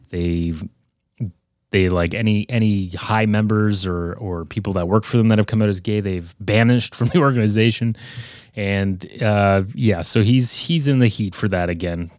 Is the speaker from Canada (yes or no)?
yes; Canada